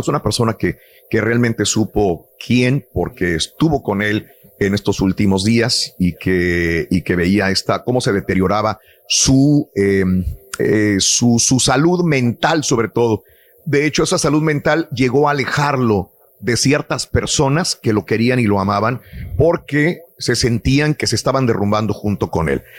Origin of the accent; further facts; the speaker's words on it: Matamoros, Tamaulipas, Mexico; moved away; mi ciudad natal, Matamoros